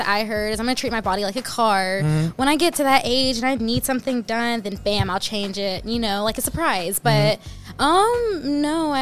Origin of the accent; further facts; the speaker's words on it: Tennessee, United States; born and raised in Tennessee